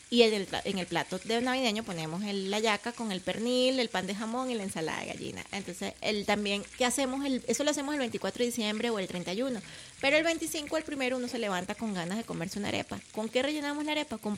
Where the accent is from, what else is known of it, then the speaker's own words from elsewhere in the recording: Santo Domingo, Heredia, Costa Rica; Yo soy de Santo Domingo de Heredia y ahí hay pocos, pero sí han ido.